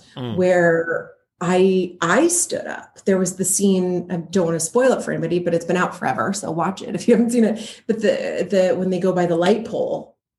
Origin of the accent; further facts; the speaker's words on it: Seattle, Washington, United States; moved away; I'm from Seattle, Washington originally, north of California.